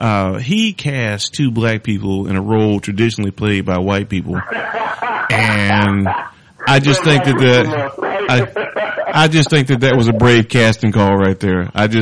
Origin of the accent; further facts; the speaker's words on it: North Carolina, United States; we're both from North Carolina.